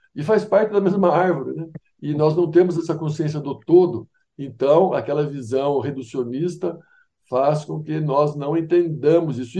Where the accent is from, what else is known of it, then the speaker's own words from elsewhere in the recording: Araras, São Paulo, Brazil; eu sou de Araras, né, uma cidade do interior de São Paulo